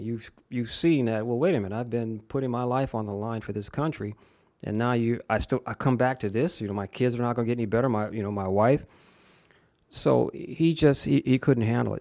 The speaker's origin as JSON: {"language": "English", "town": "Springfield", "country": "United States", "tie": "born or raised there", "also_born_or_lived": "Savannah, Georgia / Plattsburgh, New York", "said": "I was raised mostly in Springfield, I was born in the segregated South in Georgia and spent the first ten years of my life in the segregated South"}